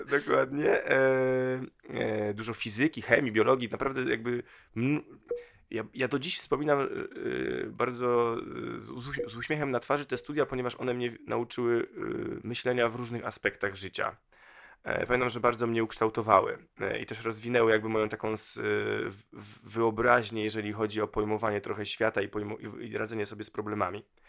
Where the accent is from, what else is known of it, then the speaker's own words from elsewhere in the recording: Torzym, Lubusz Voivodeship, Poland; also born or lived in Vancouver / Manchester; now in Warsaw, Poland; bardzo małe miasteczko, pięć tysięcy mieszkańców, w nim się wychowałem, e, dorastałem, a potem, e, rozpocząłem swoją dosyć długą i krętą wędrówkę, w, która doprowadziła mnie do Warszawy